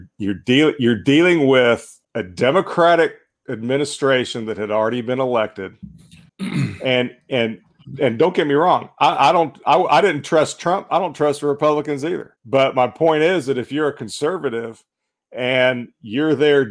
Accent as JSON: {"language": "English", "region": "Northeast Alabama", "country": "United States", "tie": "born or raised there", "said": "I grew up in Northeast Alabama and not too far from a place called Sand Mountain"}